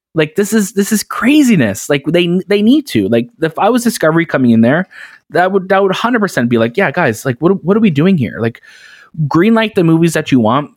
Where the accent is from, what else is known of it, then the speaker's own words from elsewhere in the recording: Canada; growing up in Canada